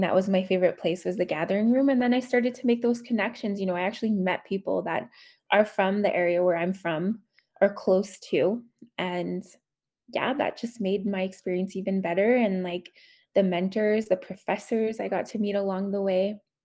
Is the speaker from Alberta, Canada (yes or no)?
yes; Whitefish Lake First Nation, northern Alberta, Canada; now in Edmonton, Canada; I am from Whitefish Lake First Nation, Treaty 8 territory, um, northern Alberta, but I currently reside in Edmonton, Alberta.